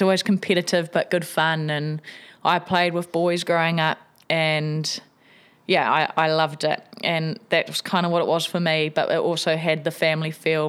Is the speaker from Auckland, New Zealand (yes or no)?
no; Wellington, New Zealand; I grew up in Tawa here in Wellington.